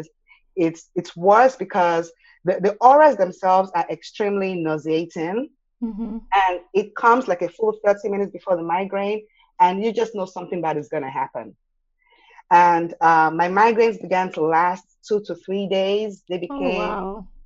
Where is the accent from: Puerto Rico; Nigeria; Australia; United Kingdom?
Nigeria; moved away as an adult; now in Austin, United States; when I was a kid growing up in Nigeria